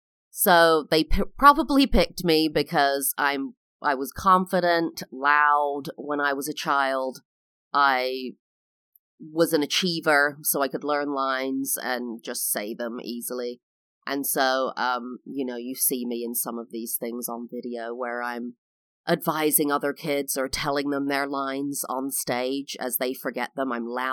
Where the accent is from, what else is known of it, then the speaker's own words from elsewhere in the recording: London, United Kingdom; I am English. I was born and raised in London, England.